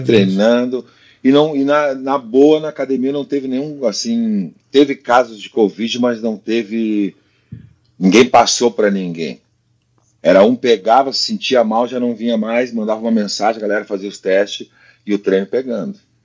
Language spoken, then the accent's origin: Portuguese; Brazil; moved away as an adult; also born or lived in Spain; eu saí do Brasil com 21 e morei 17 na Espanha. Se tu tira os cinco anos ali que tu aprende a falar, eu fiquei mais tempo na Espanha do que no Brasil. Teve fase diferente, né? A Espanha, o Brasil para mim foi infância